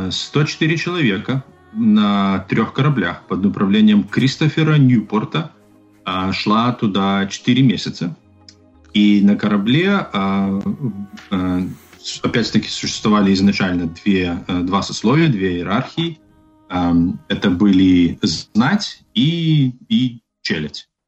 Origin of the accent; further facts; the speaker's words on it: Belarus; Мы как белорусы